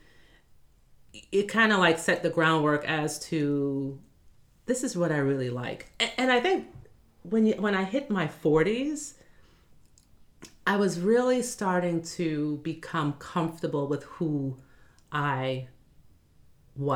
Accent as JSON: {"language": "English", "town": "New York City", "region": "New York", "country": "United States", "tie": "born or raised there", "said": "born and raised in Brooklyn."}